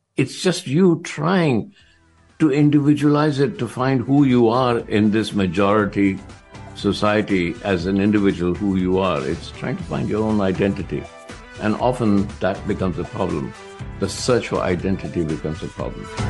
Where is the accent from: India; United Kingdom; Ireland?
India; I'm Indian